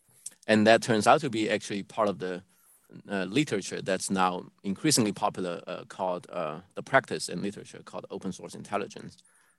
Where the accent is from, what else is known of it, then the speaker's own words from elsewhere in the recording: Guangdong, China; moved away as an adult; also born or lived in Hong Kong; Guangdong, the province I grew up in.